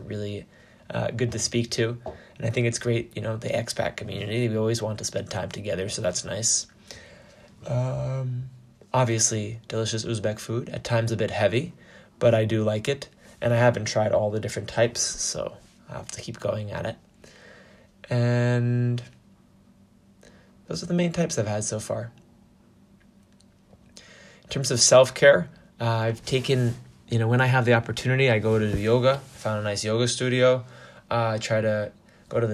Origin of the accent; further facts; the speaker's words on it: United States; There's also not one type of American. We're all quite diverse in our upbringing and cultural and social experiences as being just American.